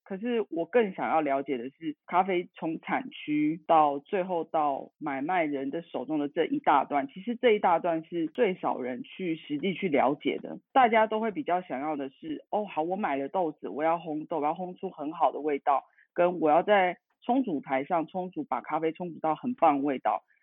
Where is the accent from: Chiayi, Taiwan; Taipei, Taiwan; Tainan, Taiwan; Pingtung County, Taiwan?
Tainan, Taiwan; now in Taichung, Taiwan; 我来自台湾，家里住台南